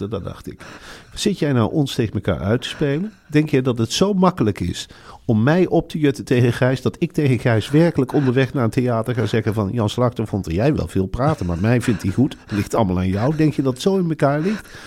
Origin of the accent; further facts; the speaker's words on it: Arnhem, Gelderland, Netherlands; Ik kom uit Arnhem.